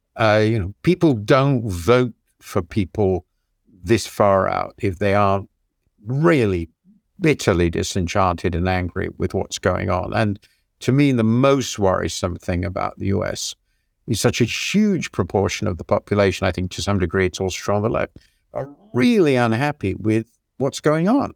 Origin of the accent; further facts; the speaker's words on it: United Kingdom; also born or lived in United States; as most British people will be, and I lived in the country for ten years